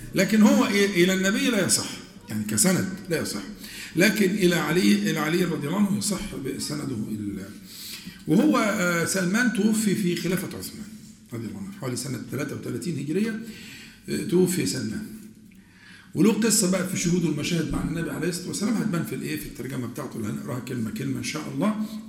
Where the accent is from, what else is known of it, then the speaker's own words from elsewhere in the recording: Egypt; accent: Egyptian colloquial Arabic; عندنا احنا في العامية المصرية